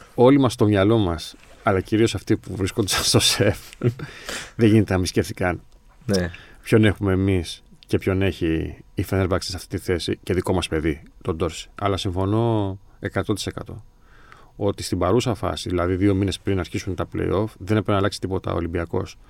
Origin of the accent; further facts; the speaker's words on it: Greece; προφανώς είμαστε Έλληνες